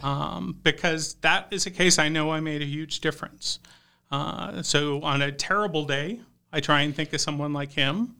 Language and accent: English; Houston, Texas, United States; moved away as an adult; also born or lived in Dallas, Texas; now in Idaho, United States; I grew up in the Houston suburbs, so right, uh, next to Nas-, NASA, the Johnson Space Center